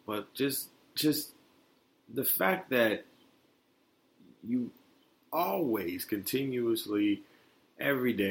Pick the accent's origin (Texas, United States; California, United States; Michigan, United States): Michigan, United States; Detroit; also born or lived in Florida; me and my mom moved back up to Detroit